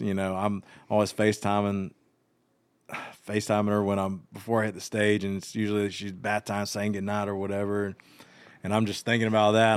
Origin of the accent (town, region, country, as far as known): Georgia, United States; born or raised there; moved away as an adult; also born or lived in Nashville